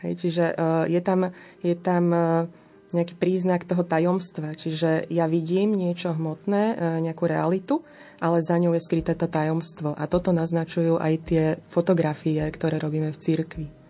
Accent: Slovakia; u nás doma na Slovensku

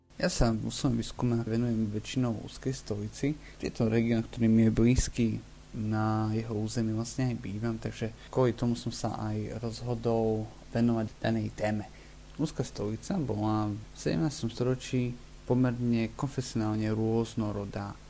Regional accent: Huskovo, near Uzhhorod, Zakarpattia Oblast, Ukraine; ja konkrétne pochádzam z Husaka

